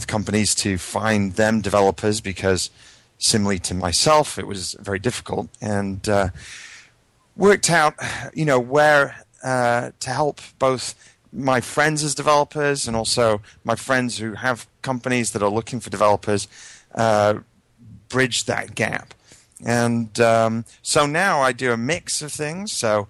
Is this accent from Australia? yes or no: no; United Kingdom; moved away as an adult; now in United States; My history background is I come from the UK, although my accent's a little mangled at this point, having lived probably 16 years in the US.